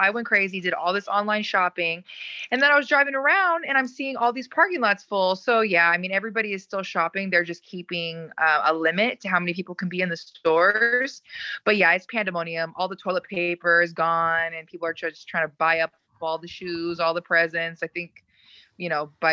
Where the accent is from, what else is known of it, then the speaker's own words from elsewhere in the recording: Bay Area, California, United States; I'm from the Bay Area of California